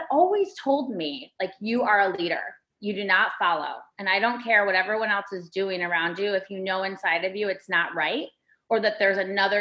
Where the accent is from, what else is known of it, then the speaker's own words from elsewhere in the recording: Ann Arbor, Michigan, United States; moved away as an adult; also born or lived in New York City; I was born in Michigan, and in Michigan, we all hold up our hand.